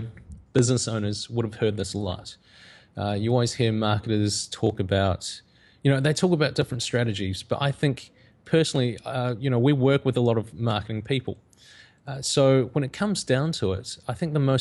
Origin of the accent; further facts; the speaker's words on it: New Zealand; growing up in New Zealand, I came from a visual effects background